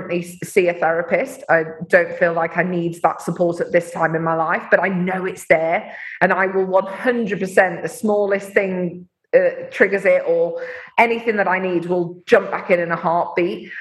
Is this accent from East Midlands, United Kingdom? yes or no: yes; Mansfield, East Midlands, United Kingdom; my hometown of Mansfield